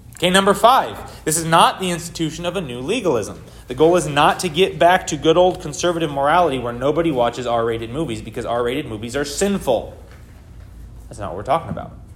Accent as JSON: {"language": "English", "country": "United States", "said": "I'm an American"}